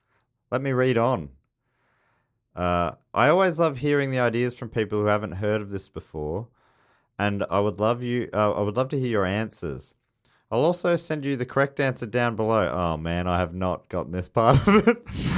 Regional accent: Vermont, United States; In my home state of Vermont in the US of A, we have something called a creamy, pronounced creamy.

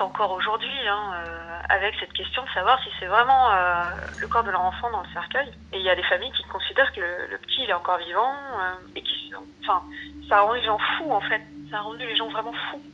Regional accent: Thônes, Auvergne-Rhône-Alpes, France; moved away as an adult; also born or lived in Annecy / Villefontaine; on vivait pas loin, hein, parce que moi j'ai grandi à Tône

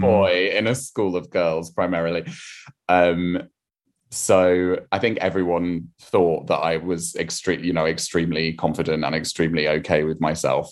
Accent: rural Wiltshire near Salisbury, South West England, United Kingdom; I grew up in a tiny, tiny village, uh, in, um, rural Wiltshire near Salisbury

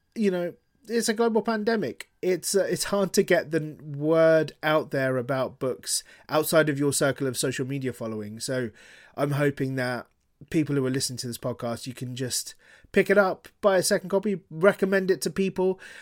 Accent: Harrow, London, United Kingdom; first language Gujarati; moved away as an adult; now in Bristol, United Kingdom; I grew up in Harrow

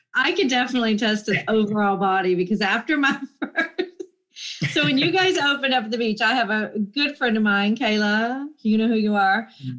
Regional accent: Jacksonville, Florida, United States; I'm from Jacksonville, Florida

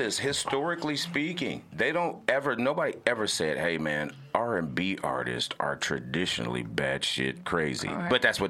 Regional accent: Atlanta, Georgia, United States; also born or lived in Houston, Texas; I'm originally from Houston, Texas, but I came up in Atlanta.

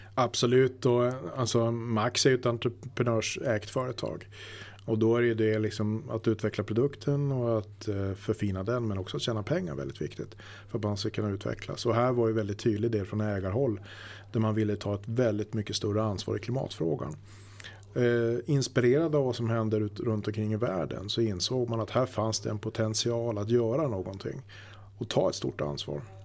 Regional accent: Luleå, Norrbotten County, Sweden; moved away as an adult; also born or lived in Stockholm; now in Bollnäs, Sweden; egentligen så är jag uppvuxen uppe i Norrbotten, Luleå

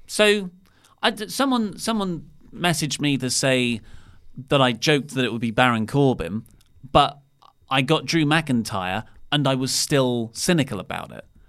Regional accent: United Kingdom; we're British.

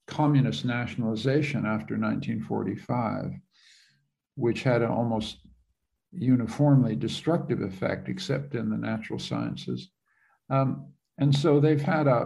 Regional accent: Canada; I'm a Canadian

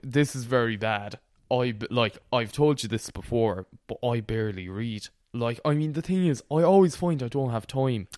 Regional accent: Connemara, Galway, Connacht, Ireland; the part of Connemara I'm from, we don't speak Irish at all.

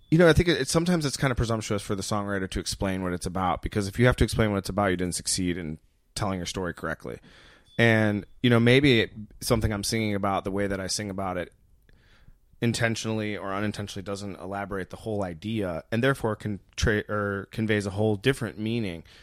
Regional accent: Muskegon, Michigan, United States; moved away as an adult; now in Colorado, United States; I grew up in Muskegon, Michigan. Uh, I lived there until I went to college, but I lived in Michigan un-, until five years ago when I moved to Colorado

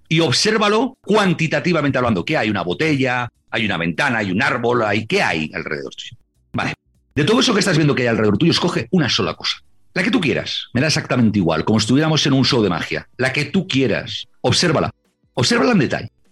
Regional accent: Santander, Cantabria, Spain; Cuando yo era pequeño, y veía en casa de mis abuelos, en Santander, en Cantabria, en España

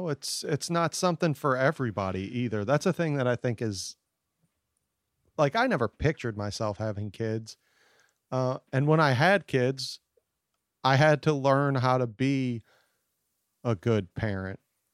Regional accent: United States; I was born in the United States to, I didn't have to fight for meals, and we weren't constantly being threatened by cartel or anything like that, that I just grew up soft and sad.

